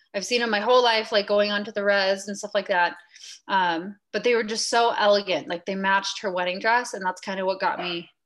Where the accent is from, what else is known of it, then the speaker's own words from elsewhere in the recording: Ogden, Utah, United States; moved away as an adult; also born or lived in California; I am originally from Utah. I was born in a place called Ogden, Utah, which is about 45 minutes north of Salt Lake